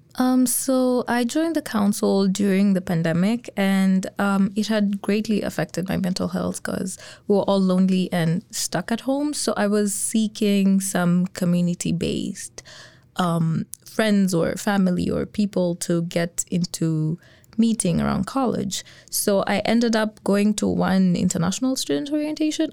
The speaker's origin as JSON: {"language": "English", "country": "Kenya", "moved": "as an adult", "lives_now": "Lethbridge, Canada", "said": "I'm an international student as well from Kenya."}